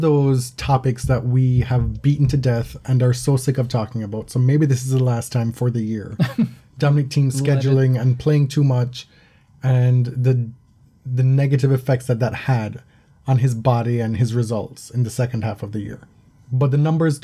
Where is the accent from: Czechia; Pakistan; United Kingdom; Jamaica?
Jamaica; I'm from Jamaica